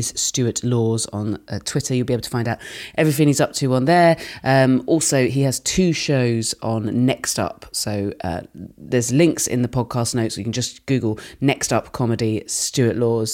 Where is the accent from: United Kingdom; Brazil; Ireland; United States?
United Kingdom; West Country, South West England; I'm from the West Country